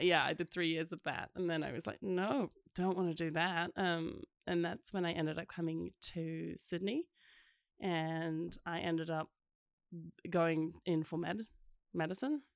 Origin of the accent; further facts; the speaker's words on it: South Africa; also born or lived in Scotland; originally Scottish, and then I grew up in South Africa